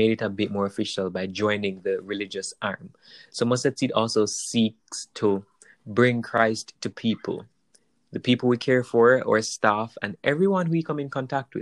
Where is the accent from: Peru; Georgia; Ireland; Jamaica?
Jamaica; I'm Jamaican. I'm from Jamaica. I'm still in Jamaica.